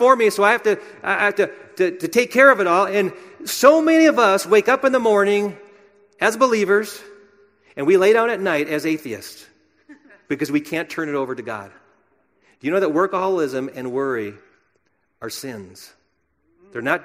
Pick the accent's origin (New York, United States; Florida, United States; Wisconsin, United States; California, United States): Wisconsin, United States; my home state of Wisconsin